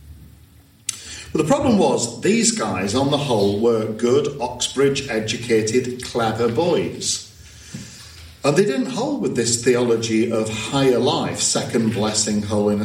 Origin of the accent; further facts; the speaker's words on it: Blackburn, North West England, United Kingdom; Herbert Craig was the vicar of the church that I grew up in Blackburn, Church of the Saviour Blackburn